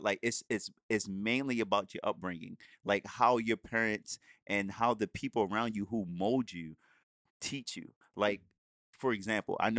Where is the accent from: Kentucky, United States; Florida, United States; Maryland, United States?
Maryland, United States; Baltimore; I grew up in Baltimore City, the streets of Baltimore City, like in the hood